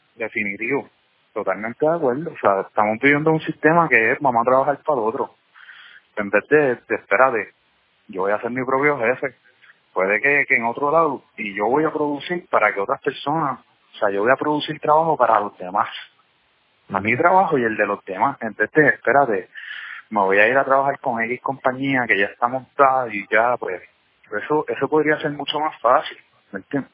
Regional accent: Puerto Rico; now in New York, United States; nosotros como puertorriqueños

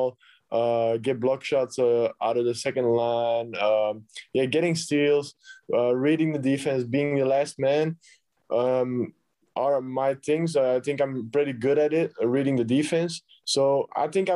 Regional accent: Belgium; I'm coming from Belgium.

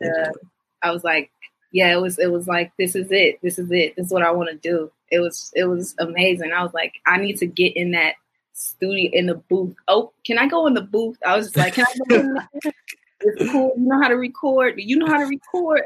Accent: Detroit, Michigan, United States; I'm from Detroit, Michigan

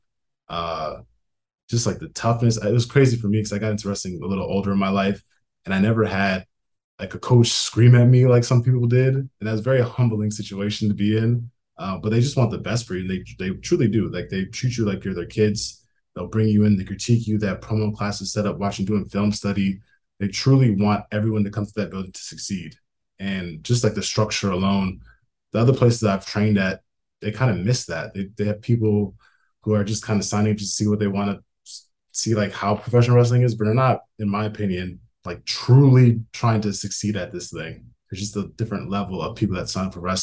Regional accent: Minneapolis, Minnesota, United States; moved away as an adult; also born or lived in Baltimore, Maryland; I'm originally from Minneapolis, Minnesota

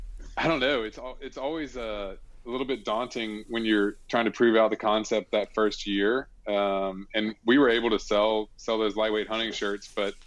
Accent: Alabama, United States; And I grew up in Alabama. And so my dad didn't really hunt much.

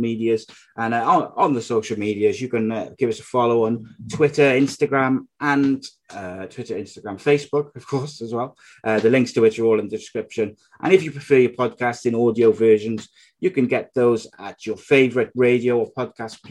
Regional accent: Cardiff, Wales, United Kingdom; my home city, which is Cardiff

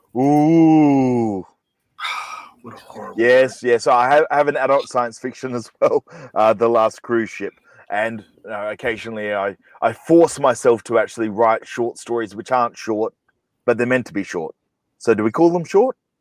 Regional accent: Australia; I'm from Australia

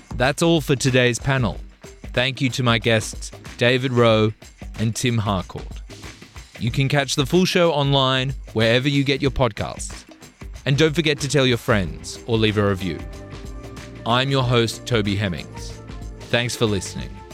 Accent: Australia; people of of my generation's experience of Sydney and of of being an Australian

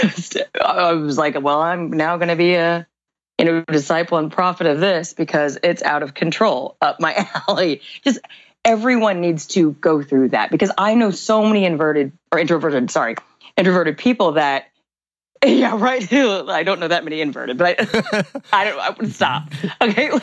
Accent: Indiana, United States; moved away as an adult; also born or lived in New York / Chicago; now in Spain; I'm from Indiana originally

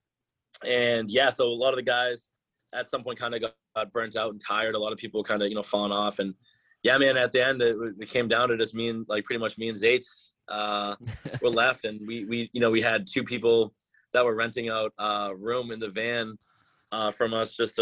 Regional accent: Abington, Massachusetts, United States; also born or lived in Whitman, Massachusetts; I grew up in Abington

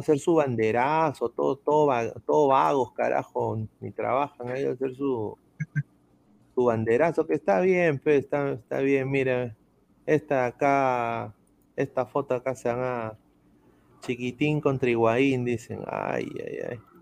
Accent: Peru; now in Orlando, United States; yo soy peruano

